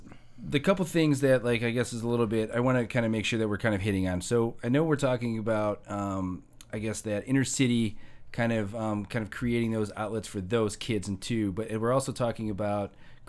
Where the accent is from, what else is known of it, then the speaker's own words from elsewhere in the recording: Hammond, Indiana, United States; I grew up in Hessville from, like, fourth grade or third grade to about eighth grade. And we lived in the, by, like, Ohio Street